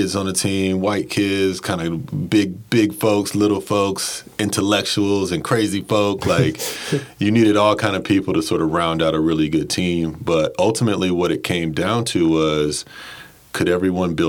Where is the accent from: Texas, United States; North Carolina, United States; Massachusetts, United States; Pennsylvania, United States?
North Carolina, United States; Durham; moved away as an adult; now in Baltimore, United States; grew up in Durham, North Carolina.